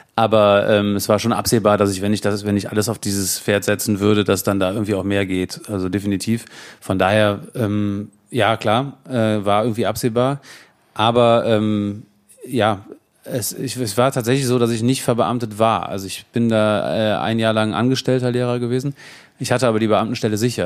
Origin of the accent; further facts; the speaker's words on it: Bergisches Land, North Rhine-Westphalia, Germany; also born or lived in Cologne; Ich bin hier geboren in Köln tatsächlich, Köln? aber aufgewachsen im Bergischen Land.